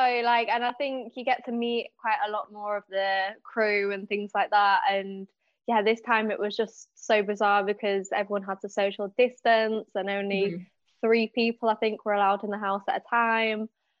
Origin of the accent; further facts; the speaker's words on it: Leeds, Yorkshire and the Humber, United Kingdom; accent: northern; Yeah, Leeds.